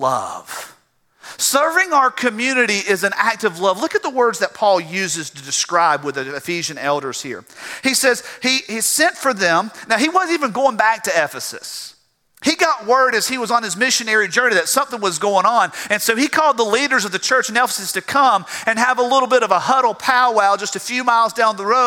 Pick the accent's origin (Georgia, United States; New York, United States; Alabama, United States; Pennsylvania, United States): Georgia, United States; South; accent: South Georgia; moved away as an adult; now in South Carolina, United States; I can't get the South Georgia out of my voice